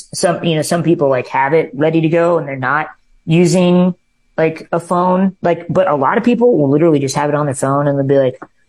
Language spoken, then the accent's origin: English; Minden, Nebraska, United States; born or raised there; now in Los Angeles, United States